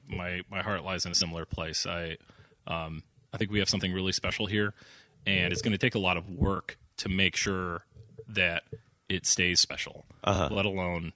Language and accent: English; Saugatuck, Michigan, United States; also born or lived in Ann Arbor, Michigan; I'm from right here